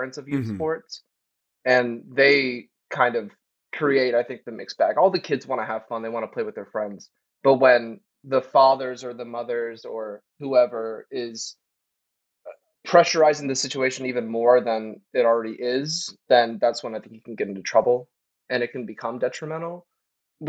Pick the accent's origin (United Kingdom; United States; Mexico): United States; the South; And I'm from the South too. So like growing up in the South is like a whole other situation with sports